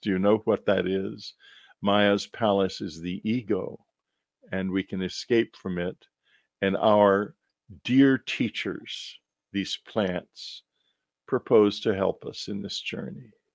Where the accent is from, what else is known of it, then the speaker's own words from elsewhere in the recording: Texas, United States; When I was growing up in Texas, the Baptist Church was fighting always to keep Texas dry